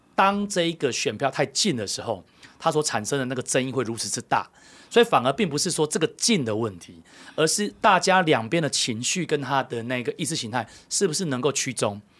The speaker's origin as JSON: {"language": "Chinese", "country": "Taiwan", "said": "那我们台湾人， 我们是自己的人呢"}